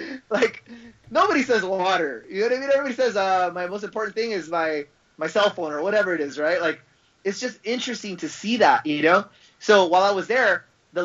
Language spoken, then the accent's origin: English; Los Angeles, California, United States; I'm an American. I was born in Los Angeles